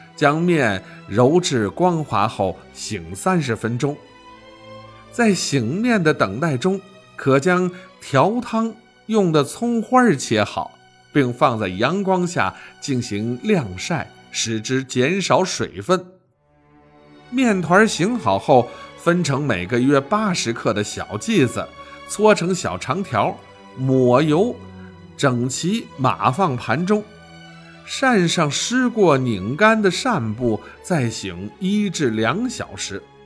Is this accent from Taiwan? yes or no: no; Shanxi, China; 我们山西人供奉的五财神